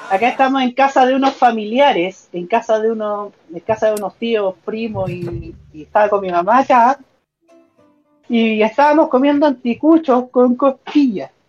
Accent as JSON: {"language": "Spanish", "town": "Concepción", "region": "Biobío", "country": "Chile", "tie": "born or raised there", "said": "Aquí estoy desde Concepción, mi hogar, mi tierra natal."}